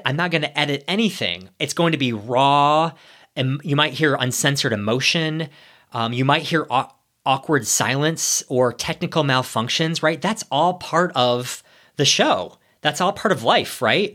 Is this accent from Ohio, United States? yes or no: yes; Ohio, United States; moved away as an adult; also born or lived in New York City; I'm a small town boy. I grew up in Ohio